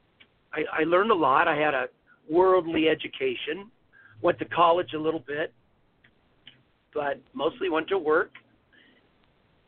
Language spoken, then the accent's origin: English; Los Angeles, California, United States; I was born in California. I grew up in Los Angeles, Woodland Hills